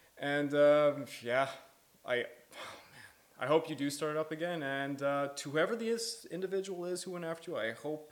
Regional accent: Quebec, Canada; We're all from Quebec.

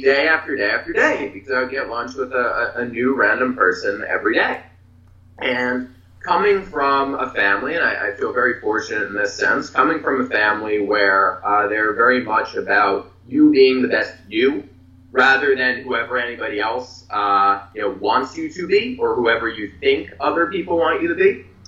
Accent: Philadelphia, Pennsylvania, United States; I'm from Philadelphia

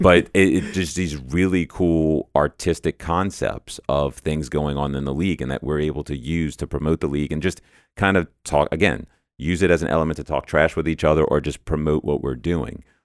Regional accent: New Orleans, Louisiana, United States; moved away as an adult; now in Dallas, United States; So I'm not actually from the Dallas area. I'm from New Orleans originally

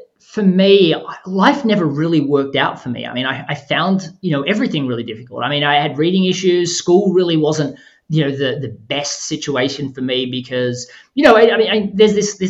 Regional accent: Australia; you said that I was from Australia earlier. I mean, Australia closes down at Christmas time. I mean, it's summer and Christmas at the same time in Australia in December. And because of that, we close on the 20th of December

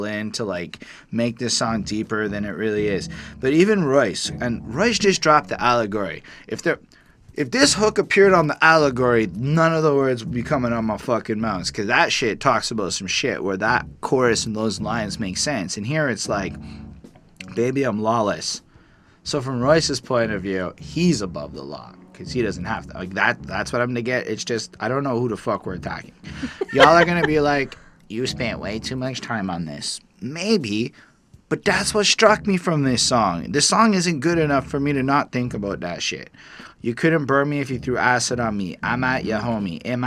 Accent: Canada; I'm a Canadian liberal

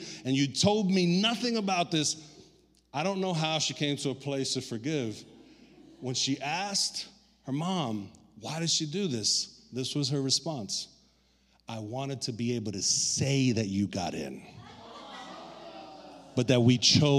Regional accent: New York City, New York, United States; also born or lived in Puerto Rico; I was raised in Brooklyn since I was 6 months old

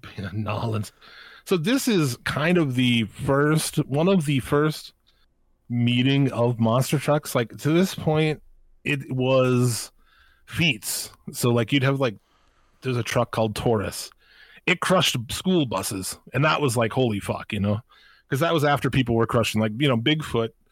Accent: United States; since I'm from America.

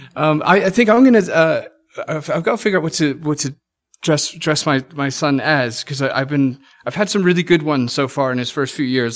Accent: England, United Kingdom; moved away; growing up in England

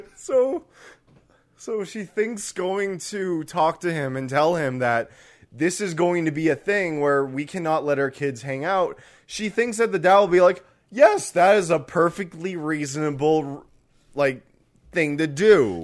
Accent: Canada; as a Canadian

